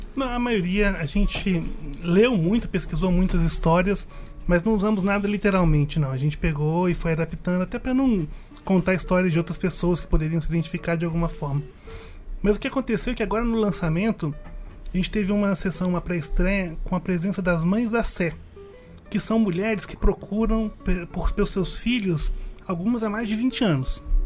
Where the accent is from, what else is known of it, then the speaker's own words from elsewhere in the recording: Minas Gerais, Brazil; moved away as an adult; now in São Paulo, Brazil; A gente é mineiro, a gente está aqui desde 99